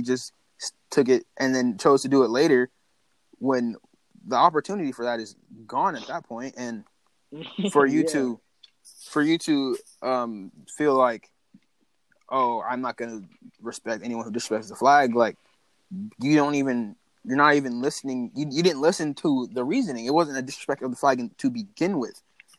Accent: North Carolina, United States; I am from North Carolina. That's where I'm from.

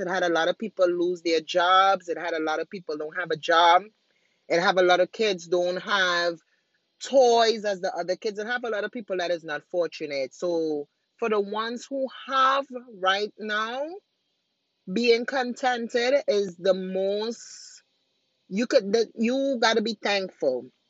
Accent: Trinidad & Tobago; moved away; I'm originally from Trinidad

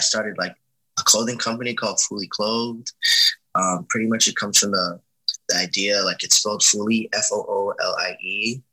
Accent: Miami, Florida, United States

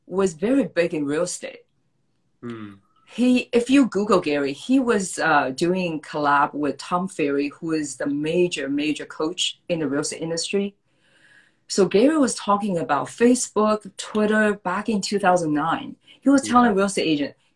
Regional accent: Shanghai, China; moved away as an adult; also born or lived in Urbana-Champaign, Illinois / Chicago / San Francisco; now in United States; I actually was born and raised in Shanghai, China.

